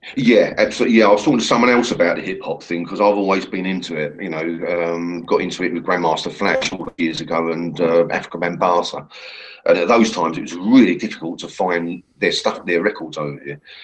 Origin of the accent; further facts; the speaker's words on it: England, United Kingdom; I'm English.